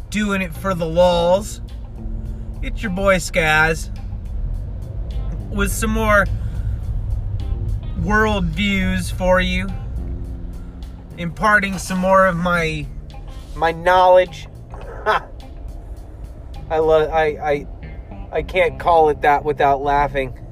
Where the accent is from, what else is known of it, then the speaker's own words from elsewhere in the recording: United States; Even though I'm an American